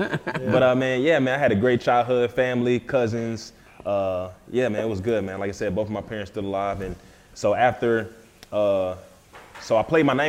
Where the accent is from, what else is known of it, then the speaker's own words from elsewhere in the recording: Philadelphia, Pennsylvania, United States; Obviously growing up in Philly, it was an awesome experience, man, because it's so different because, I mean, you're talking about the North and the South, even just how people talk, dress, and just how the environment is.